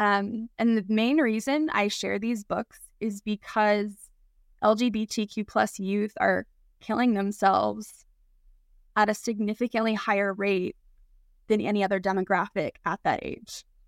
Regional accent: Oklahoma, United States; moved away; I grew up in Oklahoma.

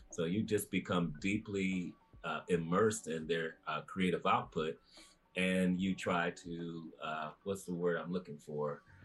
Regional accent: Chicago, Illinois, United States; moved away as an adult; I was born in Chicago and raised in the greater Chicagoland area

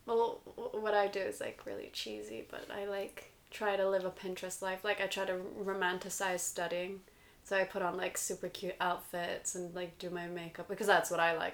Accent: United States; I'm American

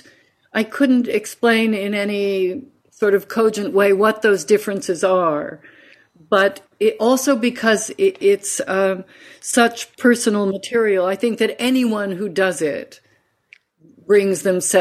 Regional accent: Oakland, California, United States; also born or lived in San Francisco / Eureka / Honolulu; I was born … in San Francisco, California, and I grew up all over the West Coast, as far north as Eureka, as far west as Honolulu. And from the sixth grade to the 12th grade in Oakland, California.

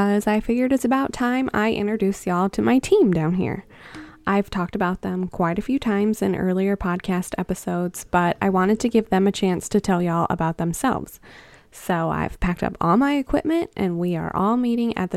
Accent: Boonville, United States; I'm also on the board of B2CAS because it's the only rescue in my hometown

